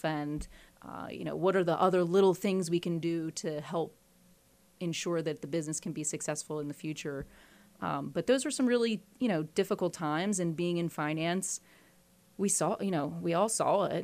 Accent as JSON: {"language": "English", "town": "Philadelphia", "region": "Pennsylvania", "country": "United States", "tie": "born or raised there", "said": "I was born in Philadelphia in the far northeast, and that's where I grew up"}